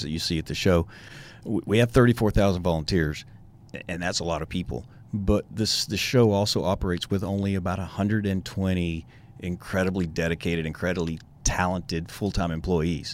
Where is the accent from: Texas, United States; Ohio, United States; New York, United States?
Texas, United States; Tyler; also born or lived in Lubbock, Texas; now in Houston, United States; I grew up in Tyler, Texas